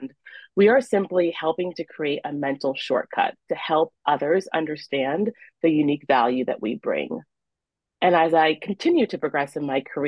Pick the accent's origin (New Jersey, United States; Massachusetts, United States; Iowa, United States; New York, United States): Iowa, United States; Iowa City; also born or lived in Nigeria; when you are a child growing up in Iowa City, Iowa, as I did